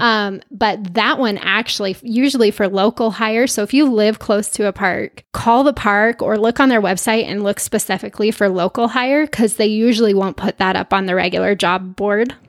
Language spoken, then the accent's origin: English; Utah, United States; I'm from Utah